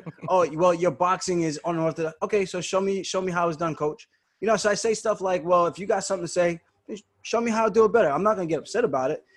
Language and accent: English; Roosevelt, New York, United States; also born or lived in Uniondale, New York; I grew up in Roosevelt. Then when I transferred schools, moved to Uniondale, seventh and eighth grade in middle school